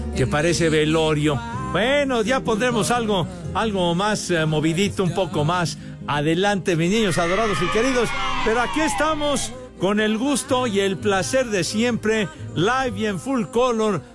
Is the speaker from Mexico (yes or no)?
yes; Mexico City, Mexico; Orgullosamente iztapalapense